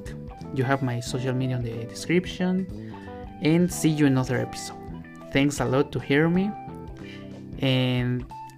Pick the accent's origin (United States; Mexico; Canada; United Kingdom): Mexico; English is a second language; I know I am a Latin American, but I am from Mexico